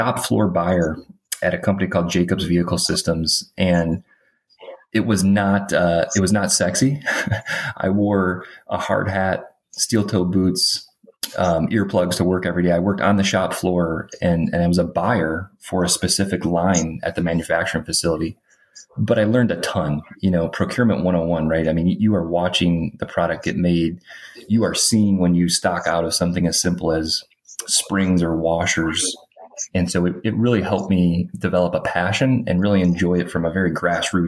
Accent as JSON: {"language": "English", "town": "Detroit", "region": "Michigan", "country": "United States", "tie": "born or raised there", "said": "So I grew up in Metro Detroit, like manufacturing, blue collar background."}